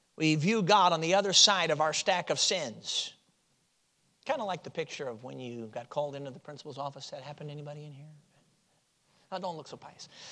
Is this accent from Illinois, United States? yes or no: yes; Chicago, Illinois, United States; moved away as an adult; now in Michigan, United States; I grew up in Chicago, so I, you know, I'm a city boy